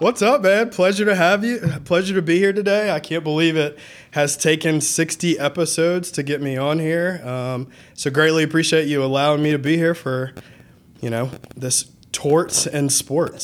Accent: Lilburn, Georgia, United States; also born or lived in Atlanta, Georgia / Nashville, Tennessee / Athens, Georgia; I grew up in Lilburn, you know, I was born in Atlanta

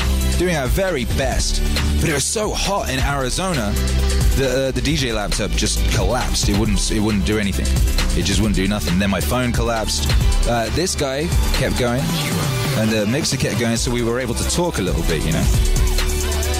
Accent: Wales, United Kingdom; moved away; also born or lived in Los Angeles; where I grew up in Wales

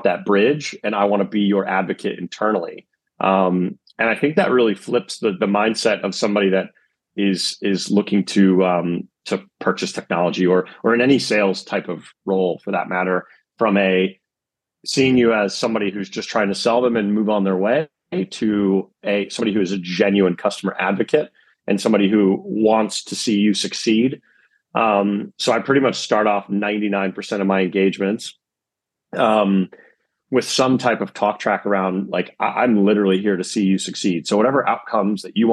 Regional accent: East Coast of America, United States; I'm also from the East Coast of America

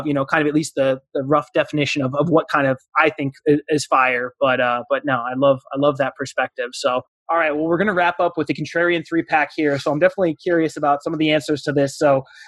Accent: Southern Arizona, United States; now in North Carolina, United States; I'm from Southern Arizona. And that was the one thing growing up, we were always surrounded by mountain ranges. And now in North Carolina

